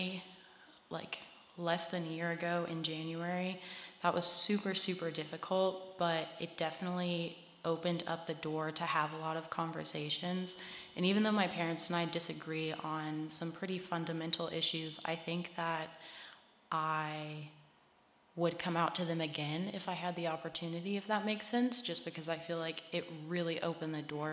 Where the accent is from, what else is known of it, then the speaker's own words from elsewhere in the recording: Harrisonburg, Virginia, United States; I grew up in Harrisonburg. We moved here when I was like 8 or 9, I think.